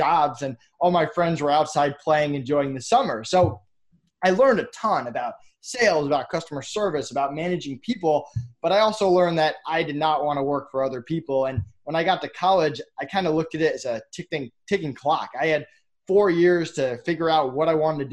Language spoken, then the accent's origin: English; Massachusetts, United States; I grew up in Massachusetts.